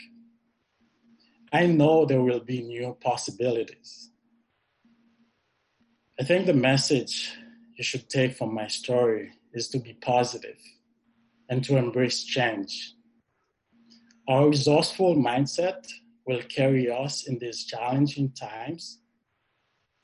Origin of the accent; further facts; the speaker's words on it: Haiti; moved away as an adult; now in Canada; I was living in my home country in the Caribbean